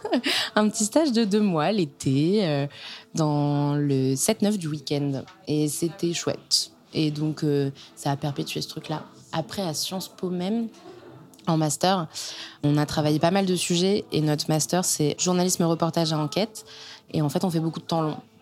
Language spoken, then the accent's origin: French; Caen, Normandy, France; moved away as an adult; also born or lived in Rennes; now in Paris, France; je viens de Normandie, d'une famille super. J'ai grandi à Caen